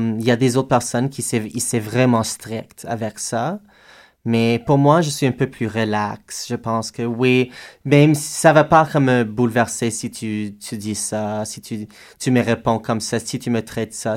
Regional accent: Edmonton, Alberta, Canada; moved away; je viens d'Edmonton, Alberta, et on a une culture vraiment forte de drag, de cabaret, de théâtre là-bas

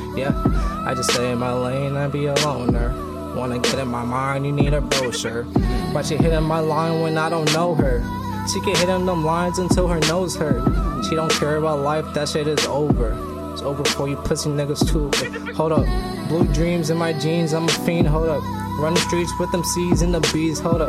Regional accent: New York City, New York, United States; moved away; I'm from Brooklyn.

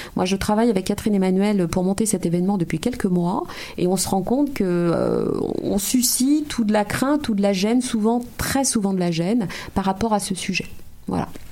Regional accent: France; moved away as an adult; also born or lived in Martinique; now in Montreal, Canada; je suis française d'origine martiniquaise. J'ai découvert le Québec en 2011, je m'y suis installée en 2012

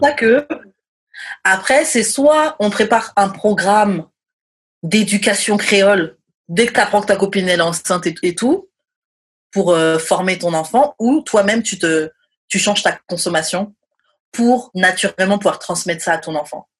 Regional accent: France; moved away as an adult; also born or lived in Montreal; nous, en France, on dit un menu

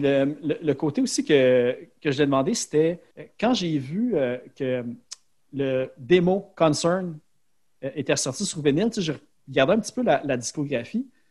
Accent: Laval, Quebec, Canada; je viens de Sainte-Dorothée à Laval

